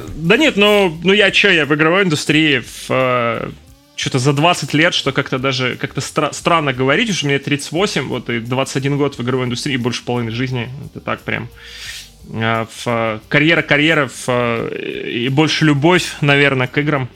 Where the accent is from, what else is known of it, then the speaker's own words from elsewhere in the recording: Donetsk, Donetsk Oblast, Ukraine; moved away as an adult; also born or lived in Kyiv; я из Донецка